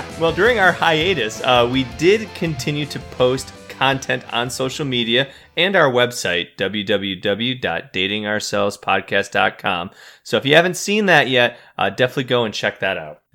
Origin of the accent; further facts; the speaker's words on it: Midwest, United States; we grew up in the Midwest